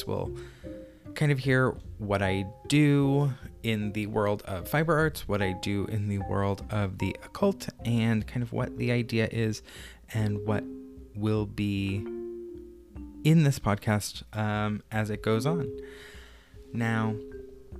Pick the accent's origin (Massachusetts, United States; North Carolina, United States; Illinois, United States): Massachusetts, United States; also born or lived in Brooklyn, New York; now in Phoenix, United States; I'm 31 and I live in Phoenix, Arizona, but I come from Massachusetts by way of Brooklyn, New York.